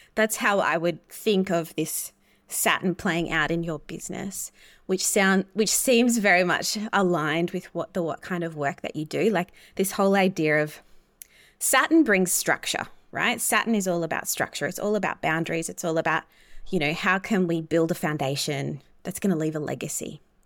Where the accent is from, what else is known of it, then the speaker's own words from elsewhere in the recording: Australia; being Australian